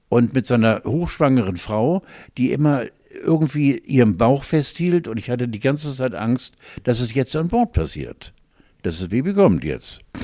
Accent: Northern Germany, Germany; ich bin Norddeutscher

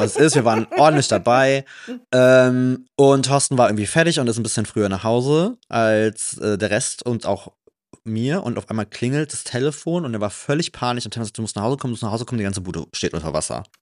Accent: Trier, Rhineland-Palatinate, Germany; now in Cologne, Germany; ich komme ja aus Rheinland-Pfalz. Da sagt man auch Hellau

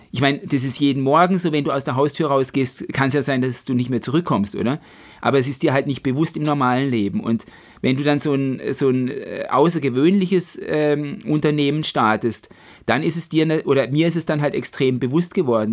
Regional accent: Black Forest, Baden-Württemberg, Germany; vom Schwarzwald, von meiner Heimat

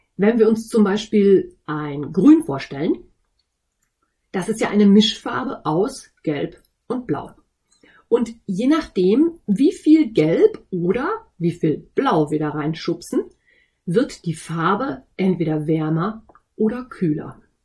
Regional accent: North Rhine-Westphalia, Germany; accent: East Westphalian; ich komme aus Ostwestfalen. Und ein G in Ostwestfalen wird ganz schnell mal zum CH

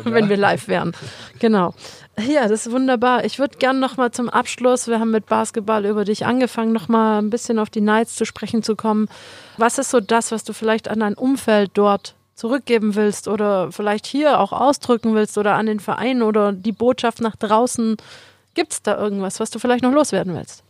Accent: Metzingen, Baden-Württemberg, Germany; ich bin aus Metzingen

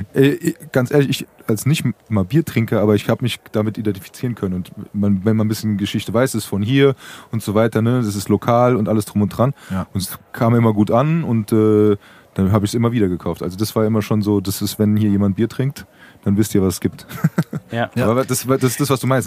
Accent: Frankfurt, Hesse, Germany; Ich bin Frankfurter Wupp, ich trinke meinen Äpfel, äh, Äpfelwein, meinen Apfelwein, ja. meinen Äppler

